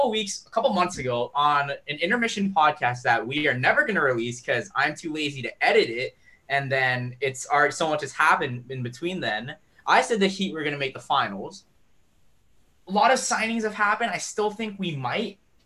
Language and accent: English; Canada; I am dual citizen, so I'm also Canadian, and I've been watching the Raptors since we had Andre Bargnani and Jose Calderon.